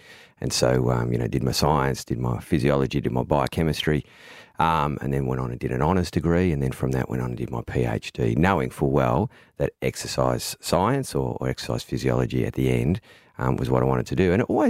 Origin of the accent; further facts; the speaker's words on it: Melbourne, Victoria, Australia; I am from Melbourne.